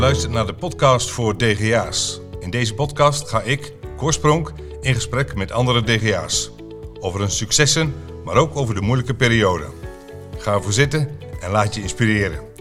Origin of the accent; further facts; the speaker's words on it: Flevoland, Netherlands; ik kom uit de Flevopolder